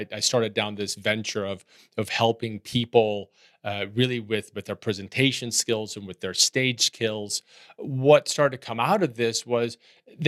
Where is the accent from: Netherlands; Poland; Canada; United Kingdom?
Netherlands; moved away; I grew up in Holland, and Holland is a very enchanted place of canals and bricks and moss